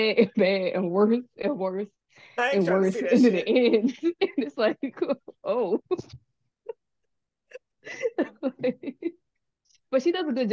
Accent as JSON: {"language": "English", "town": "Philadelphia", "region": "Pennsylvania", "country": "United States", "said": "I'm from Philly"}